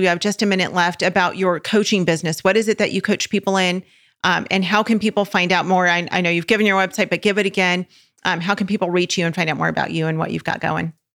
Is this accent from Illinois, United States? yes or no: no; California, United States; we're from California